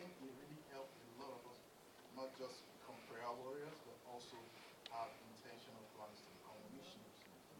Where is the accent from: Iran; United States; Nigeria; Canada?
Nigeria; moved away; I'm from Nigeria.